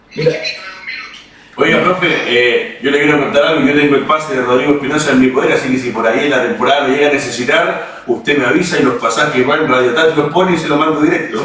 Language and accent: Spanish; Valdivia, Los Ríos, Chile; yo soy de Valdivia